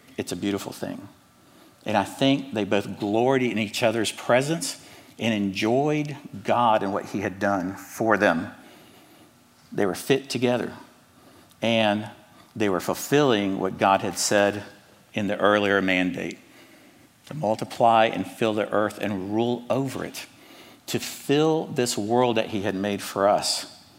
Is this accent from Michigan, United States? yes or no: no; Atlanta, Georgia, United States; accent: Southern; also born or lived in Cuba; now in Charlotte, United States; I was born in Cuba, but I was raised in Atlanta. So I'm a Hispanic American with a Southern accent